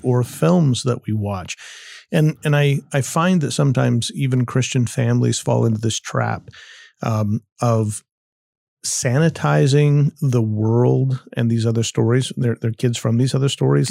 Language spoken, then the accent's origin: English; United States; I am an American